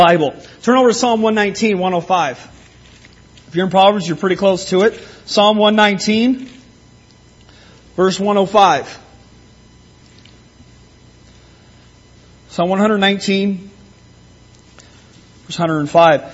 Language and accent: English; Simcoe, Ontario, Canada; moved away; When I learned to drive growing up in Simcoe, I never bothered with learning the names of the streets there